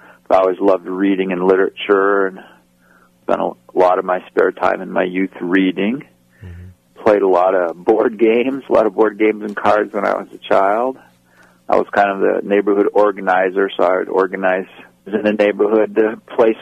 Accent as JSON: {"language": "English", "town": "Yakima", "region": "Washington", "country": "United States", "tie": "born or raised there", "said": "I grew up in Yakima, Washington, which is in the central part of Washington State on the east side of the Cascades"}